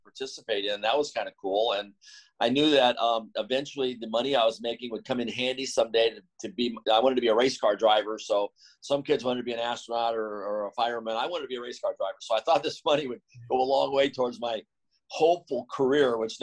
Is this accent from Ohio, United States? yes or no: no; Torrance, California, United States; also born or lived in Inglewood, California; I was actually born in a city called Inglewood as a, you know, as an infant. And then the South Bay area, which consists of the beaches, Manhattan, Redondo, Hermosa, but Gardena and Torrance were my actual, where I went to school and stuff